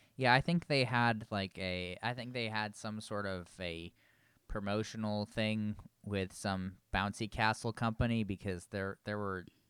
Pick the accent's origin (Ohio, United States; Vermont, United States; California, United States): Vermont, United States; I was born and raised in Vermont.